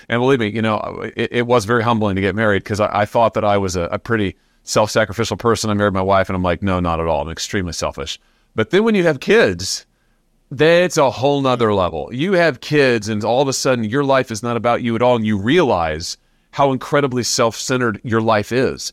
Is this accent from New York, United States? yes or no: no; Missouri, United States; my home state of Missouri